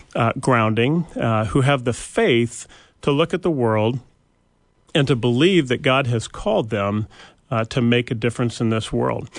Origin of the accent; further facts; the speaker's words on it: Bellingham, Washington, United States; moved away; we grew up in the Pacific Northwest, a little town of not so little anymore, but Bellingham, Washington